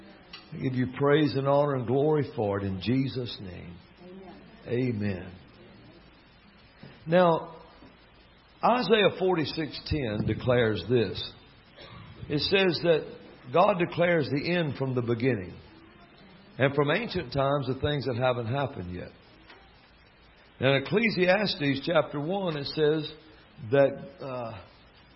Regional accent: Alabama, United States; accent: southern drawl; I'm from Alabama

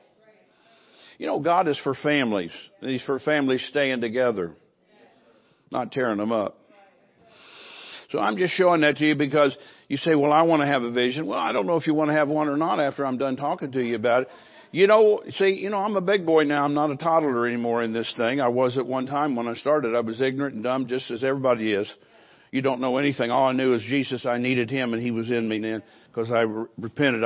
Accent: Fairborn, Ohio, United States; moved away; also born or lived in California; I'm from Dayton, Fairborn, Ohio, which is close to Dayton, Ohio, in that state

